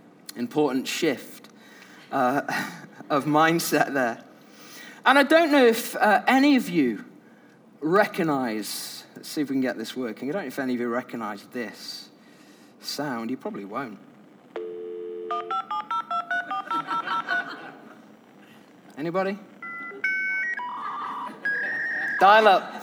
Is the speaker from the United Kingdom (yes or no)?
yes; United Kingdom; I'm British